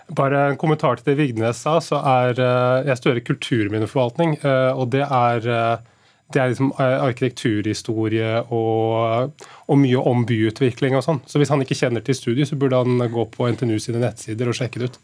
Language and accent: Norwegian; Nesodden, Akershus, Norway; jeg kommer jo sjøl, jeg kommer fra Nesodden.